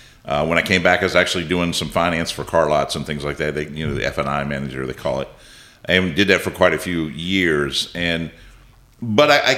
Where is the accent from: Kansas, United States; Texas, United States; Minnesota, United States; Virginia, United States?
Virginia, United States; Winchester; born and raised in Frederick County, but lived in the Winchester area my whole life, for the most part